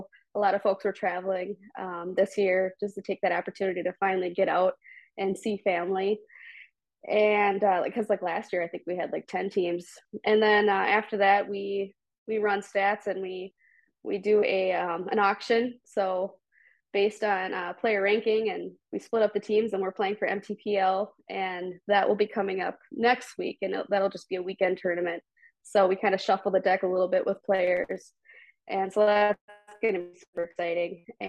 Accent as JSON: {"language": "English", "town": "Woodbury", "country": "United States", "tie": "born or raised there", "said": "Even here in my hometown of Woodbury, we have men's leagues, women's leagues, but mostly tennis ball leagues."}